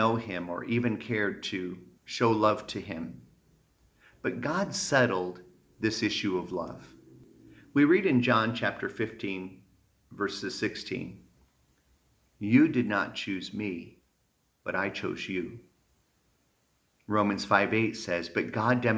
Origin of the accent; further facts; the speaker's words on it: Michigan, United States; Growing up in Michigan